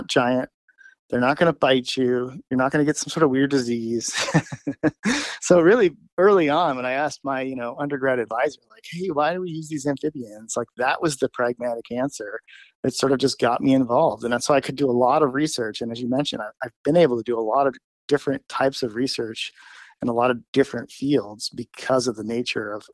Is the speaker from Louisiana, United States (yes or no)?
no; Los Angeles, California, United States; now in South Dakota, United States; I grew up in Los Angeles in the city